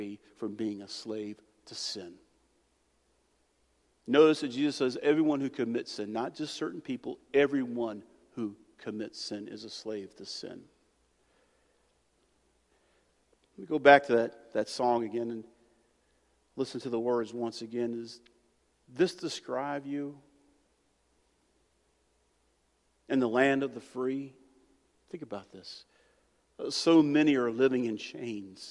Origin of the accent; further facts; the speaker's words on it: United States; as an American